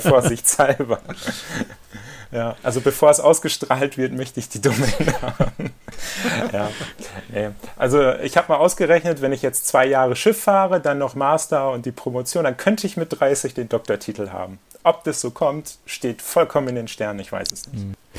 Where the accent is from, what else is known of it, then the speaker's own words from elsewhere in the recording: Papenburg, Lower Saxony, Germany; moved away; Wir teilen uns ja die Geburtsstadt und äh, in Papenburg eben